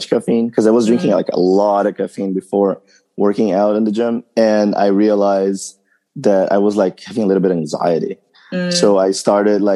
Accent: São Paulo, Brazil; English is a second language; moved away as an adult; now in United States; I grew up in São Paulo, Brazil, on the far east side

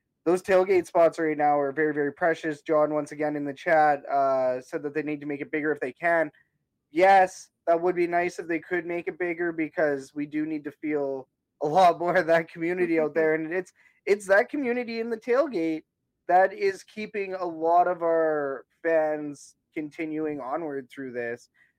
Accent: Canada; And that's how out of touch we are as Canadian sports fans

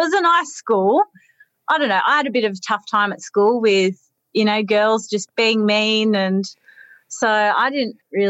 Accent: Parkes, New South Wales, Australia; moved away as an adult; I was born in Parkes, and I lived there until I finished high school, so I was 17, nearly 18.

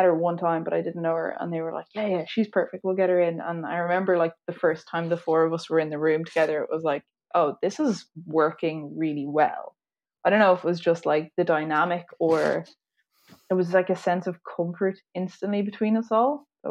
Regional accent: Dublin, Leinster, Ireland; Yeah, so I'm from Dublin.

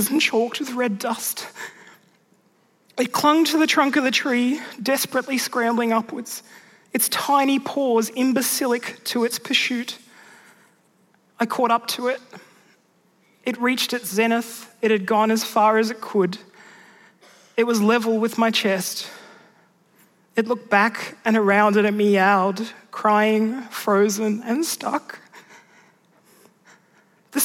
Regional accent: Mudgee, New South Wales, Australia; growing up there in rural Mudgee

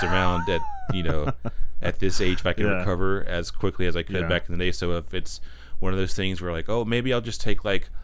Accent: Pine Hall, North Carolina, United States; moved away as an adult; also born or lived in Walnut Cove, North Carolina / Boone, North Carolina; I'm from a little town called Pine Hall, North Carolina

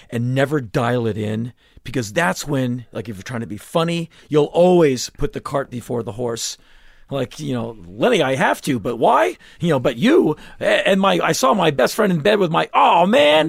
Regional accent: United States; being an American

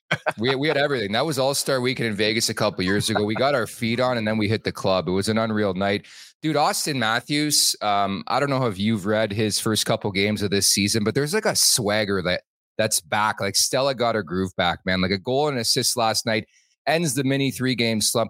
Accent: Quebec, Canada; I'm from Quebec

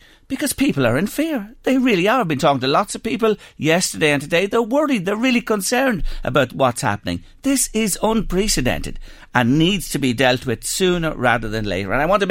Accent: Drogheda, Leinster, Ireland; What's going on in my hometown, Drogheda? I'm a guy who was born and reared here. I've lived here all my life.

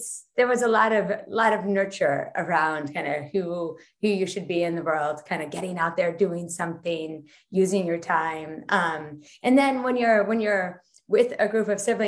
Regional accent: New York, United States; moved away as an adult; now in Netherlands; I'm from New York where everybody gets up early.

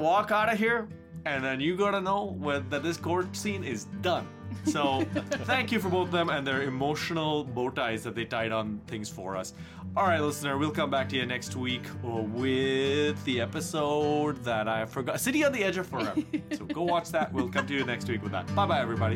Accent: Mumbai, Maharashtra, India; moved away; despite it being my hometown, I have gone there and lived, stayed

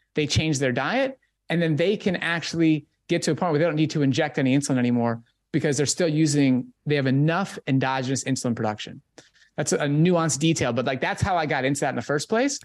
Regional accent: Minnesota, United States; I was growing up in Minnesota at that time

